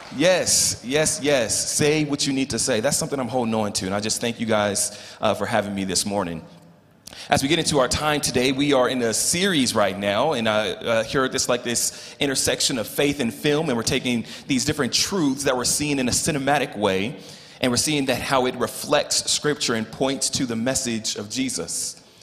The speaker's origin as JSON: {"language": "English", "town": "Los Angeles", "region": "California", "country": "United States", "tie": "born or raised there", "also_born_or_lived": "Colorado", "moved": "as an adult", "lives_now": "Louisville, Colorado, United States", "said": "born and raised in Los Angeles"}